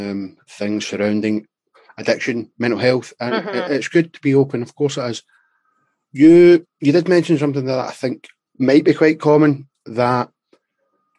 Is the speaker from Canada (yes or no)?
no; Scotland, United Kingdom; I'm obviously from Scotland.